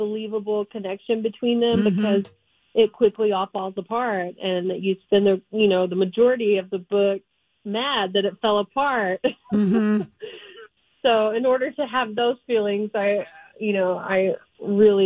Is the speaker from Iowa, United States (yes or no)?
no; Texas, United States; I was born and raised in Texas. So I'm a Texas gal